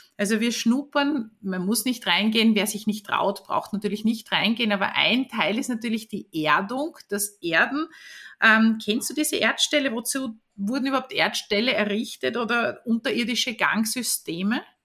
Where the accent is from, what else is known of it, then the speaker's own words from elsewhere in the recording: Vorau, Styria, Austria; in der Oststeiermark in Vora. Das ist der Ort, wo ich aufgewachsen bin